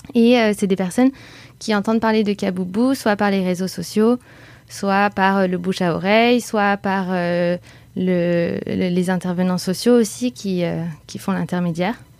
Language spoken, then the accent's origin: French; Bordeaux, Nouvelle-Aquitaine, France; moved away as an adult; now in Paris, France